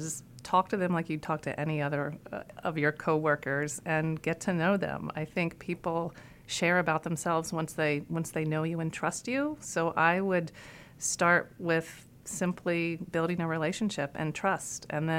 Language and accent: English; Iowa, United States; born there; I told you I was born in Iowa, and I just recently looked at a picture of my birth certificate.